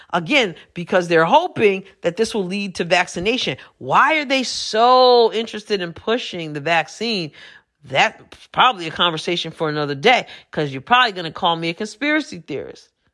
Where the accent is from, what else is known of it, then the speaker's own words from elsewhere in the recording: New York, United States; moved away as an adult; I'm from New York originally, but I, I moved away a few years ago